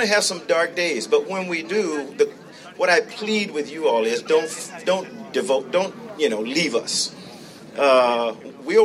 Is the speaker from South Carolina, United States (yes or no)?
yes; South Carolina, United States; moved away; I grew up in South Carolina